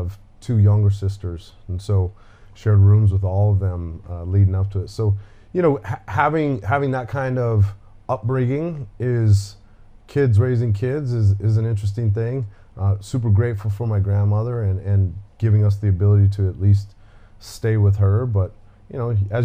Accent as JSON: {"language": "English", "town": "Denver", "region": "Colorado", "country": "United States", "tie": "born or raised there", "said": "I was born and raised in Denver, Colorado"}